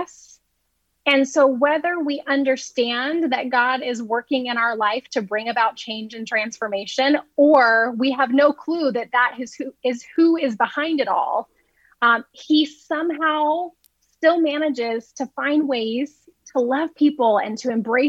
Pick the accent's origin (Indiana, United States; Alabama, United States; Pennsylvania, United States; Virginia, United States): Alabama, United States; I grew up in Alabama, but I wasn't born there. My family wasn't from there